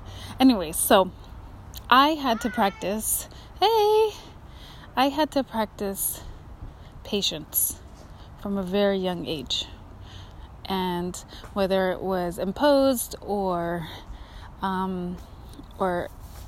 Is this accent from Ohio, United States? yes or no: no; Kotzebue, Alaska, United States; now in Pacific Northwest, United States; As an Alaska native growing up in Kotzebue